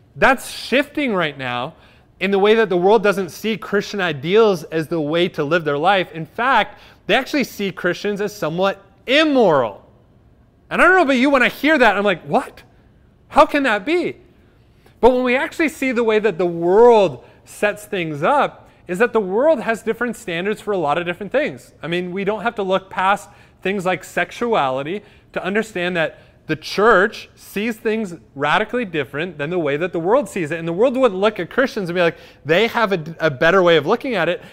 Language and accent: English; Cobourg, Ontario, Canada; my hometown of Coburg.